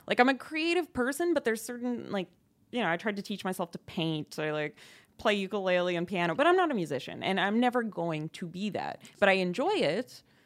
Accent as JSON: {"language": "English", "region": "Ontario", "country": "Canada", "moved": "yes", "lives_now": "Montreal, Canada", "said": "I'm not from here. I'm from Ontario."}